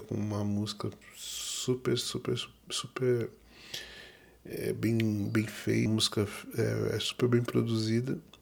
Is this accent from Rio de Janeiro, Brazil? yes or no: yes; Duque de Caxias, Rio de Janeiro, Brazil; eu sou carioca, natural de Duque de Caxias, Rio de Janeiro